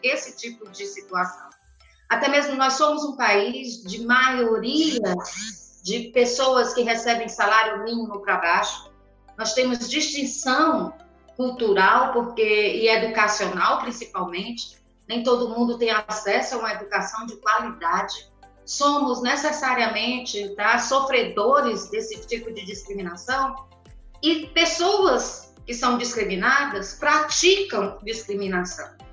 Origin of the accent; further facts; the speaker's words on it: Brazil; nós trazemos na nossa formação enquanto brasileiros os traços